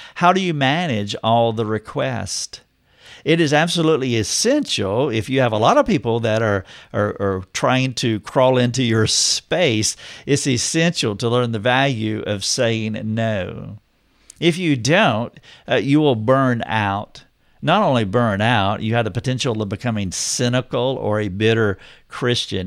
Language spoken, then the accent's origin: English; North Carolina, United States; moved away as an adult; now in Greenville, United States; I drove two hours to be in my hometown